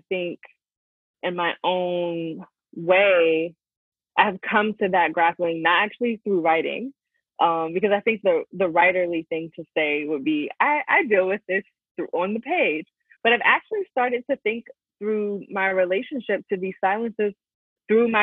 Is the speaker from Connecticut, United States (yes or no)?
no; Hampton, Virginia, United States; moved away as an adult; growing up in the Hampton Roads